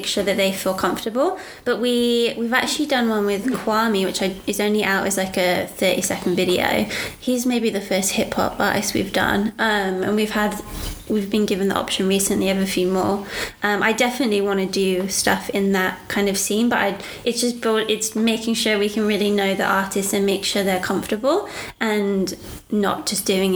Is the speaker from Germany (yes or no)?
no; United Kingdom; now in Australia; we're British as well